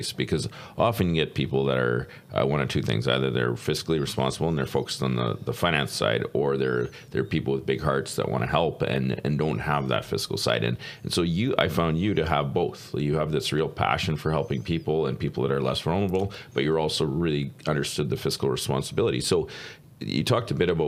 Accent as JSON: {"language": "English", "region": "Southern Manitoba", "country": "Canada", "said": "I come from Mennonite background, Southern Manitoba"}